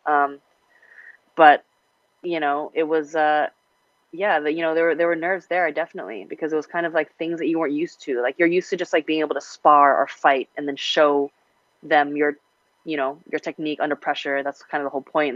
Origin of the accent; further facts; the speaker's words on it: Hong Kong; moved away; I grew up in Hong Kong, international, and you know, a little Western